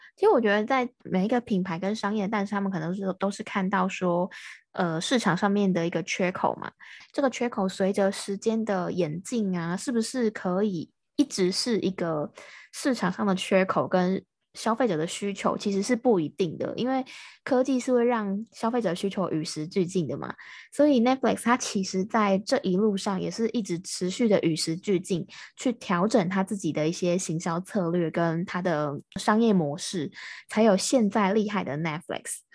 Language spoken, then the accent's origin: Chinese; Taiwan; 我是台湾的